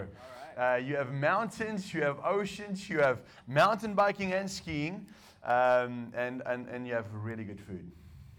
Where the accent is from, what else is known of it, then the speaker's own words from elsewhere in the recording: South Africa; English is a second language; moved away as an adult; also born or lived in United States; I was born in South Africa. I was raised in South Africa and I didn't learn English until I met my wife